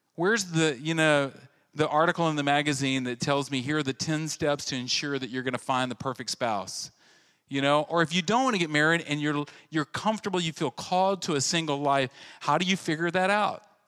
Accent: central Louisiana, United States; I went to a very large high school in central Louisiana, and I came from Brame Junior High.

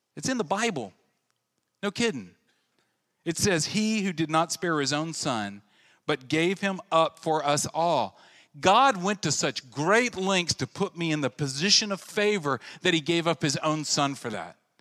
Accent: central Louisiana, United States; I went to a very large high school in central Louisiana, and I came from Brame Junior High.

